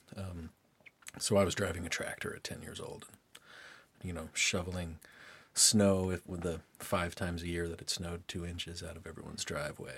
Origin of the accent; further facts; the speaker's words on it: Lynchburg, Virginia, United States; also born or lived in Durham, North Carolina; then they moved up to Lynchburg, and that was where I grew up the whole time.